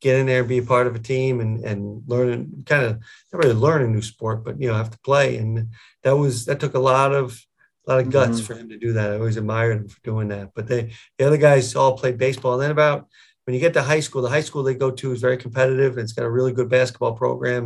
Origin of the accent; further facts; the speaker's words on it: Connecticut, United States; moved away as an adult; also born or lived in Buffalo area, New York; now in Buffalo, United States; I grew up down in Connecticut, about 7 hours from here.